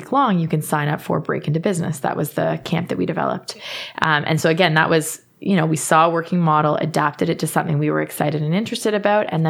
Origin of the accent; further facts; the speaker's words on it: Kingston, Ontario, Canada; growing up in Kingston